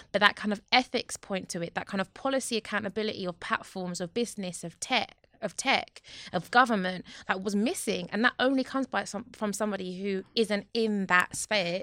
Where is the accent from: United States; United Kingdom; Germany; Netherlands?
United Kingdom; London; I'm from Newham